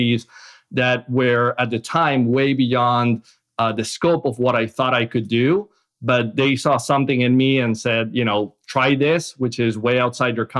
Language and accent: English; Caracas, Capital District, Venezuela; moved away as an adult; also born or lived in Boston, United States / Seattle, United States; now in United States; I grew up in Caracas, Venezuela, where I lived until after college